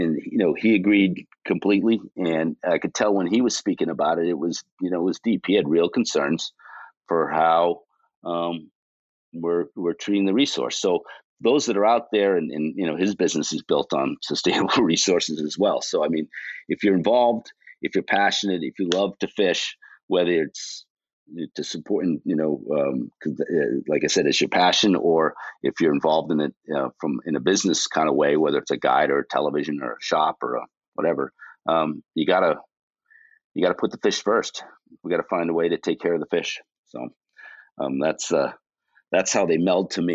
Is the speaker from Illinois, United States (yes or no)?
no; South Shore of Boston, Massachusetts, United States; also born or lived in Buzzards Bay; Grew up on the South Shore of Boston